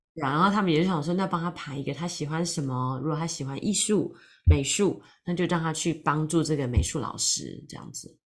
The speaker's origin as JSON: {"language": "Chinese", "country": "Taiwan", "moved": "yes", "lives_now": "London, United Kingdom", "said": "本来是从台湾来，我是从台湾来，然后住在伦敦"}